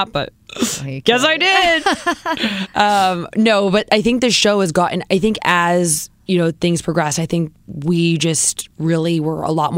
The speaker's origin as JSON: {"language": "English", "region": "Southern California", "country": "United States", "tie": "born or raised there", "also_born_or_lived": "New York City", "moved": "as an adult", "said": "We grew up in Southern California."}